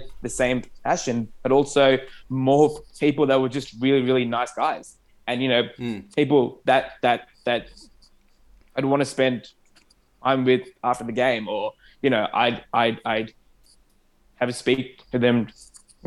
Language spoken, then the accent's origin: English; Australia; first language Arabic; English is a second language; me playing soccer for the first time in Australia, that was literally how I learned English. That was literally how I became Australian almost.